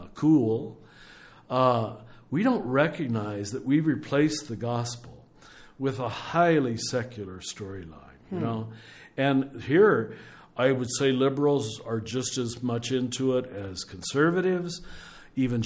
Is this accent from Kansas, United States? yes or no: yes; Kansas, United States; when I was growing up in Kansas